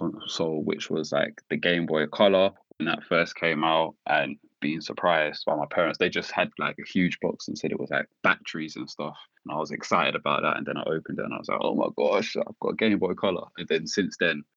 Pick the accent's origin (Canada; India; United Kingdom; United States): United Kingdom; London; I'm from Walthamstow, lived there all my life